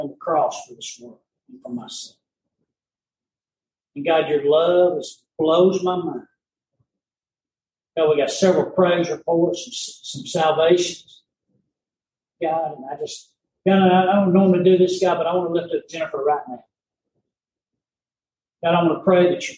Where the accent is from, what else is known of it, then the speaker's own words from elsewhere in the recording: Spring Valley, United States; I'm from Spring Valley